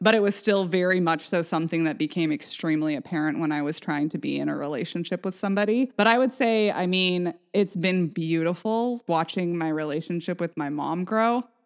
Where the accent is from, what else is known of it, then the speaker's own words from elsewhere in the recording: Vashon, Washington, United States; growing up on Vashon